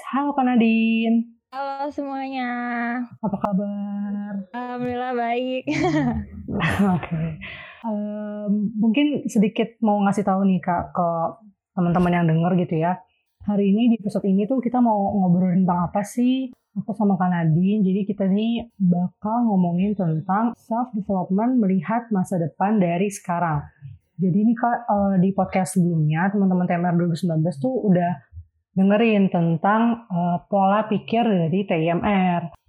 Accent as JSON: {"language": "Indonesian", "town": "Depok", "region": "West Java", "country": "Indonesia", "said": "Aku dari Depok."}